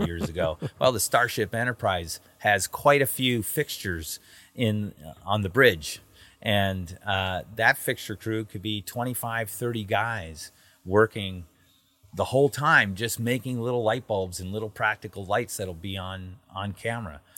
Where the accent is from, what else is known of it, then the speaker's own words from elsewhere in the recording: Southern California, United States; an American who grew up in Southern California in the film industry